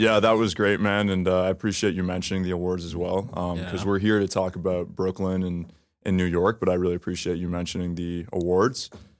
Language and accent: English; Toronto, Ontario, Canada; Grew up in Toronto, grew up close to here, Yonge and Davisville, Yonge and Eglinton.